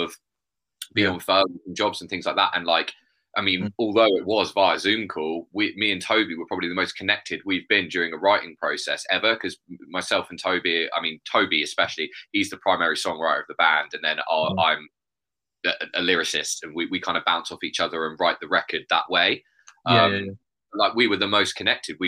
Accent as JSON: {"language": "English", "town": "Bournemouth", "region": "South West England", "country": "United Kingdom", "also_born_or_lived": "Poole", "said": "I'm from Bournemouth. I'd say Bournemouth."}